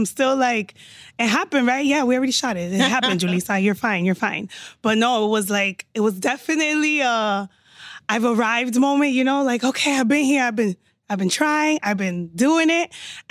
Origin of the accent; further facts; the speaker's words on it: Miami, Florida, United States; accent: too New York; moved away as an adult; also born or lived in Washington Heights, New York; now in Los Angeles, United States; I was born in New York in the Heights. Parents, lo do Dominicano, but raised in Miami.